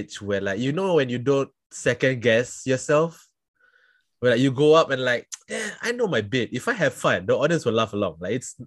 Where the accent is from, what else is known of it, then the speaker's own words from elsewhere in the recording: Singapore; I am from Singapore.